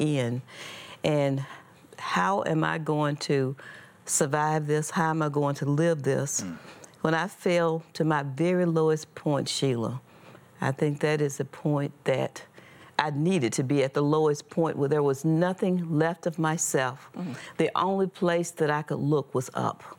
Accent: Mississippi, United States; I was born and raised in Mississippi

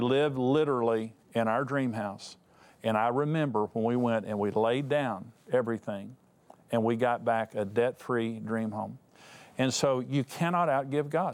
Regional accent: West Texas, United States; I come from West Texas and a bunch of smart farmers out there.

